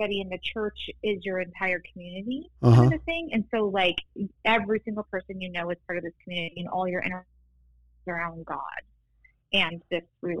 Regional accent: Inland Empire, Southern California, United States; also born or lived in Newport Beach, California; I grew up in the Inland Empire

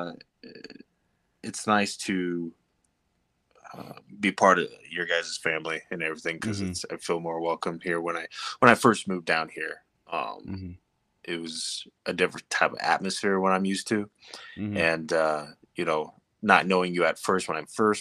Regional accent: Montana, United States; now in Colorado, United States; I'm originally from Montana, but I, lived here for about almost 7 years now here in Colorado.

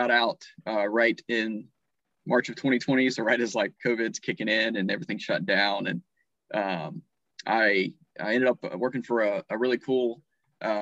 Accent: North Carolina, United States; I was born and raised in North Carolina, lived on my grandparents' farm

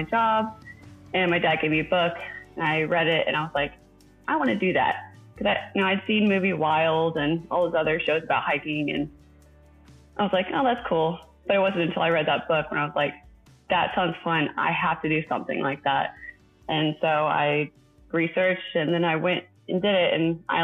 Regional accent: Round Rock, Texas, United States; I'm from Central Texas, been born and raised in a town just north of Austin called Round Rock

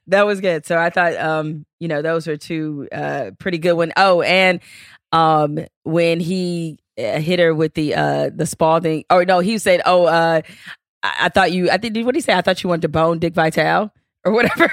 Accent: Detroit, Michigan, United States; me growing up in Detroit

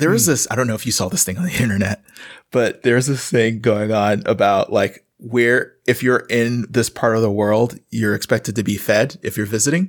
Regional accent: the South, United States; I'm from the South. If you're the mailman and you're hanging out too long, you're getting fed.

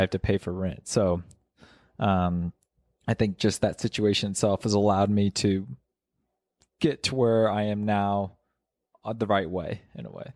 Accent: Kansas, United States; now in Mammoth Lakes, United States; I was born in Kansas, no altitude there

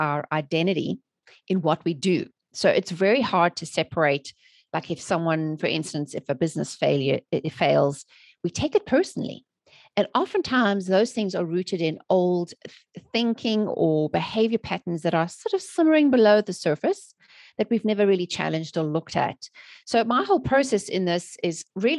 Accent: South Africa; moved away as an adult; now in United States; I'm originally from South Africa, born and raised. And I've living in the USA for almost 16 years now.

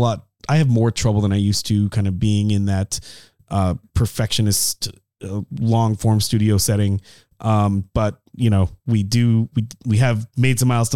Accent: Colorado, United States; I grew up in Colorado

